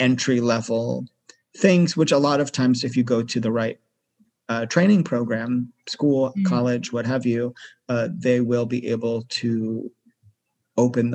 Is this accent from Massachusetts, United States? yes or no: yes; Massachusetts, United States; moved away as an adult; also born or lived in New York City; I grew up in Massachusetts, which is on the northeast coast of the USA.